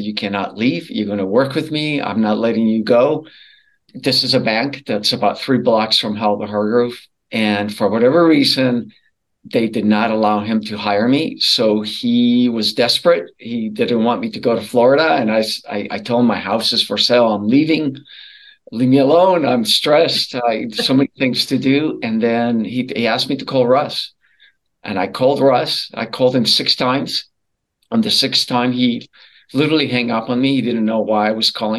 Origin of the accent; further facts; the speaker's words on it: Colombia; moved away as an adult; now in United States; I was born and raised in Colombia, South America